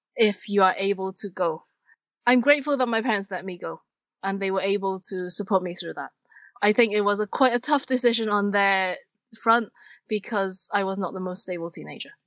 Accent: Hong Kong; I come from Hong Kong

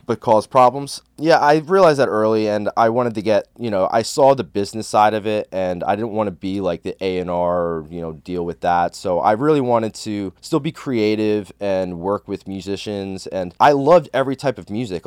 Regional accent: Bergen County, New Jersey, United States; I grew up in Bergen County, New Jersey

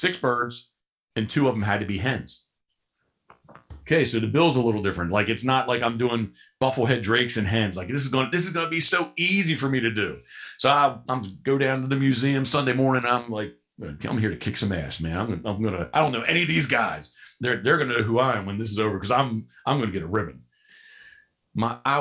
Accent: Havre de Grace, Maryland, United States; I was born in Havre de Grace, Maryland.

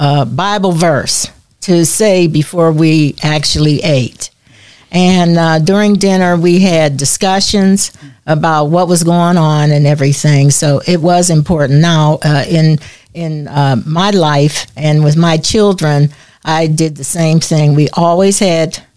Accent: Detroit, Michigan, United States; also born or lived in Pittsburgh, Pennsylvania; I'm from Detroit, Michigan

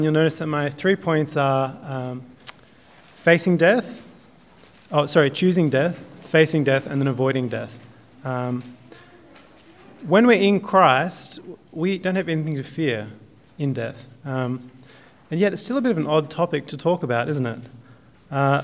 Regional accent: Southern Highlands, New South Wales, Australia; I'm from the Highlands

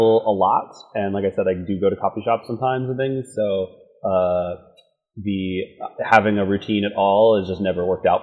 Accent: Pittsburgh, Pennsylvania, United States; moved away as an adult; also born or lived in Los Angeles / San Francisco; now in New York, United States; I grew up in a town called Pittsburgh, Pennsylvania

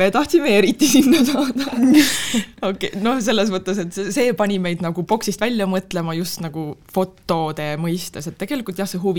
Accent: Türi, Järva County, Estonia; me oleme Türilt pärit ja me lõpetasime seal gümnaasiumi

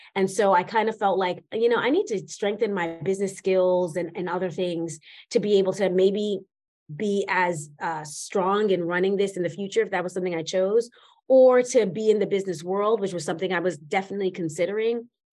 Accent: New York City, New York, United States; started a life in New York City, where I was born and raised in Manhattan, in Spanish Harlem, to be specific

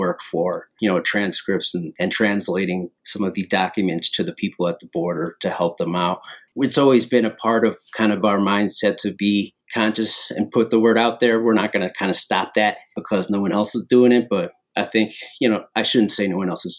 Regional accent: Chicago, Illinois, United States; we're from Chicago

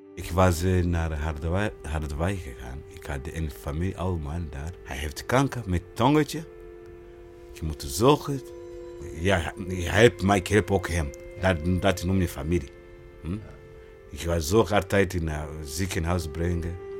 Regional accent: Burundi; Dutch is a second language; moved away as an adult; now in Utrecht, Netherlands; Ik uit Burundi, een grens precies van Congo.

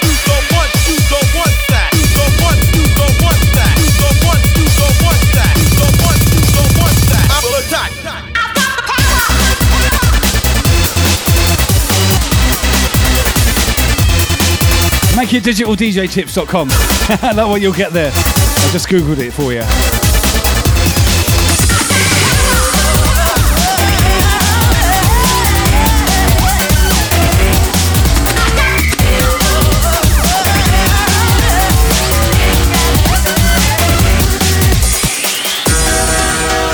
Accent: Southampton, South East England, United Kingdom; I come from Southampton, so in the next suburb from me

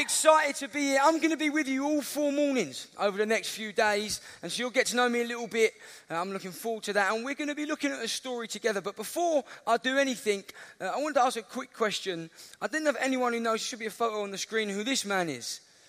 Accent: Lewisham, London, United Kingdom; I'm from Southeast London, a place called Lewisham.

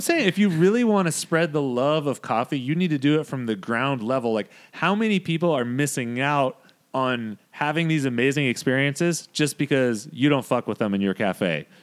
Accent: Modesto, California, United States; we grew up in Modesto.

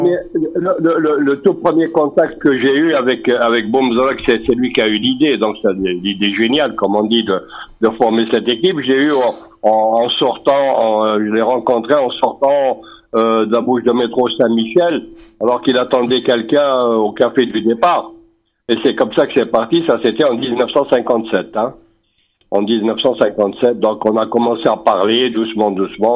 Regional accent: Algeria

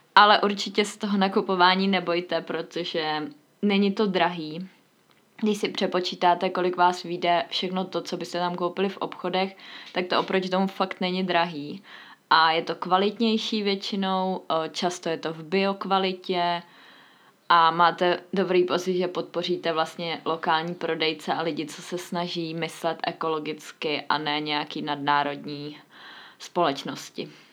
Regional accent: Mladá Boleslav, Central Bohemian Region, Czechia; moved away; jsem původně z Mladé Boleslavy

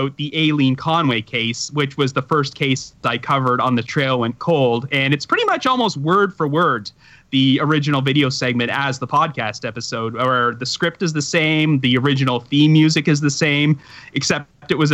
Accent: Ontario, Canada; accent: Canadian; my Canadian accent

